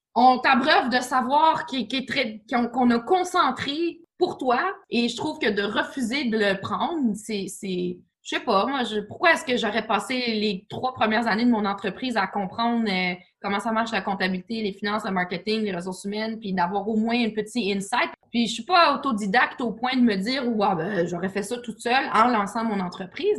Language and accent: French; Quebec City, Quebec, Canada; moved away; also born or lived in Toronto; je viens de Québec